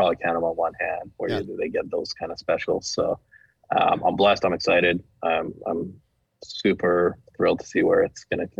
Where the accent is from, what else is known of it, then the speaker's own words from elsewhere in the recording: Canada; moved away as an adult; also born or lived in Everett, Washington; now in United States; I'm from Canada.